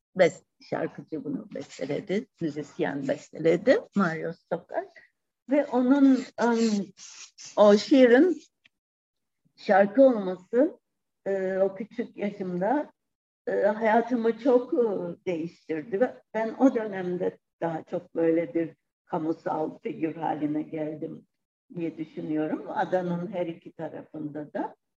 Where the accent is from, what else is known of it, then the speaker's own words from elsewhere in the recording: Cyprus; Kıbrıs'ta yaşananları e, küçük çok küçük yaşta bunları yaşadım yani 63 ve 74'ü.